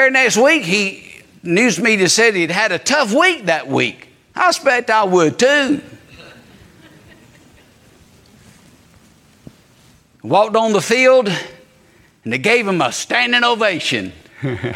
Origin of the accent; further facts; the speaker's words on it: Georgia, United States; also born or lived in Eastern North Carolina; now in North Carolina, United States; I'm a Georgia Bulldog fan because that's my home state